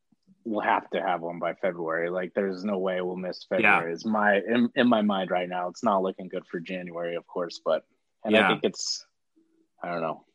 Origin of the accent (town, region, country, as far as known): Oklahoma, United States; born or raised there; moved away as an adult; also born or lived in Bakersfield, California; now in Los Angeles, United States